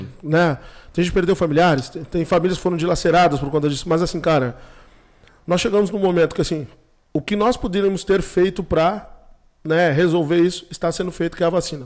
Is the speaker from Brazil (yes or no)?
yes; Brazil; onde eu me criei, na Vila Chutes